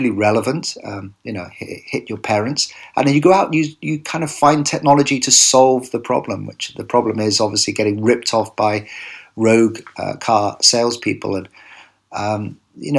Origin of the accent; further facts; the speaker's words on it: United Kingdom; today I'm in my home country, the UK